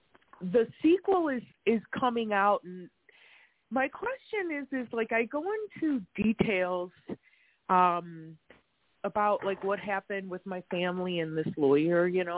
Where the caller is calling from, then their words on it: Wisconsin, United States; we're in Wisconsin right now.